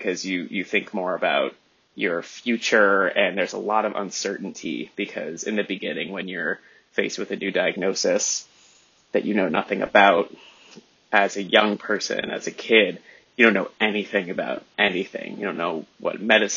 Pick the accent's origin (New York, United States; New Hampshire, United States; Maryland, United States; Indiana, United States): New Hampshire, United States; Southern; I was raised in Southern New Hampshire